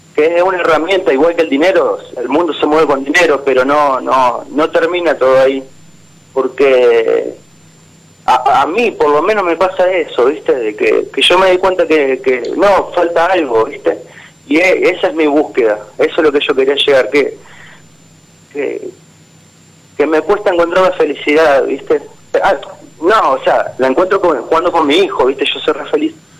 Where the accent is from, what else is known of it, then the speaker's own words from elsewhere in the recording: San Cristóbal, Santa Fe, Argentina; Yo soy de Santa Fe, en realidad de, una pequeña ciudad que se llama San Cristóbal